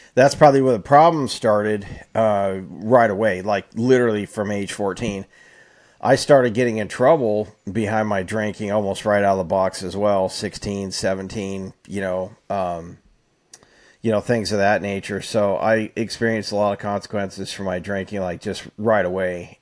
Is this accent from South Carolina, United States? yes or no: no; Fresno, California, United States; most of my childhood, or at least when I was a teenager on up, was in Fresno.